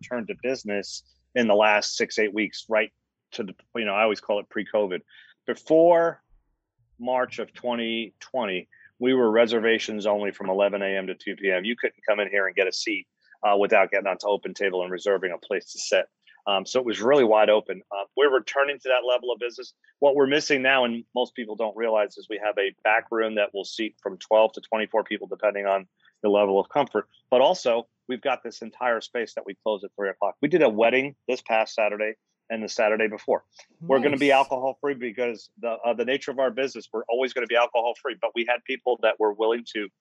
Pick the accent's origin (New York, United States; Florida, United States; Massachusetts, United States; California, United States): New York, United States; now in Charlotte, United States; when I grew up in New York